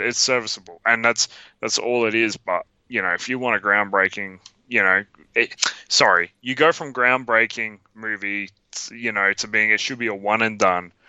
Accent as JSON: {"language": "English", "country": "Australia"}